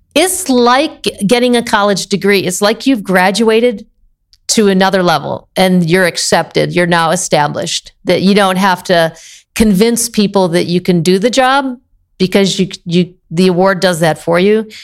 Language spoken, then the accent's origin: English; Illinois, United States; moved away as an adult; also born or lived in Maine / Iowa / West Virginia / Tennessee; now in California, United States; I was born in Maine, grew up in the Midwest, mostly Illinois, Southern Illinois, Northern Illinois, parents on both ends of the state